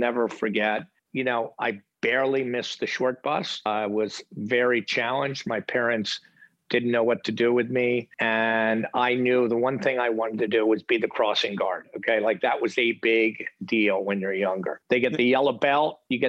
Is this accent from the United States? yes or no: yes; outside of Philadelphia, Pennsylvania, United States; I grew up outside of Philadelphia, kind of middle-class family, great family.